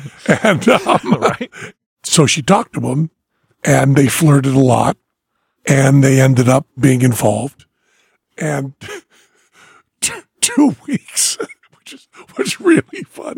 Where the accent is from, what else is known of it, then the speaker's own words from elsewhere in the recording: New England, United States; accent: New England; When I go back to New England, and I'm talking to people in Western Massachusetts, and you know it's wicked every other word